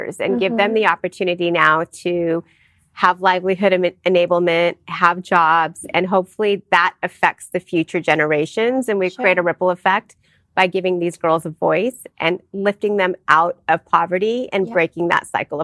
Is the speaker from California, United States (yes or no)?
yes; Southern California, United States; I'm Indian American, born and raised here in Southern California